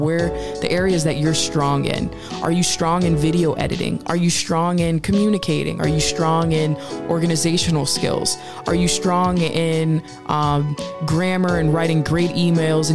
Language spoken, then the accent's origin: English; Northeast, United States; We grew up from in the Northeast